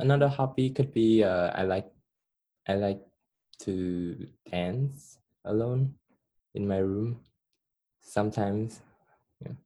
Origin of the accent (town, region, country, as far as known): Cambodia; first language Khmer; English is a second language; moved away